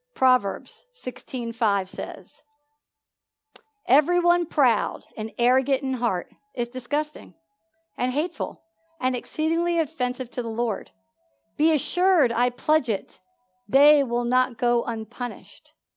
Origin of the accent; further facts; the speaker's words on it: Philadelphia, Pennsylvania, United States; moved away as an adult; now in Georgia, United States; I come from Philadelphia